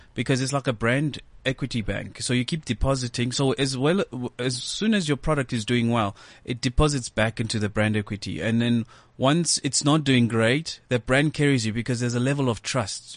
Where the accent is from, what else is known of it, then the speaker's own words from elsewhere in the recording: Johannesburg, Gauteng, South Africa; born and bred in Soweto. Mm. That's where you know um, I grew up